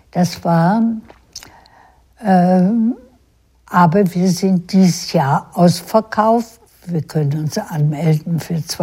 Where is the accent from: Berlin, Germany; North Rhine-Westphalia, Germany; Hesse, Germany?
Berlin, Germany; Wo ich geboren bin, ist Deutschland.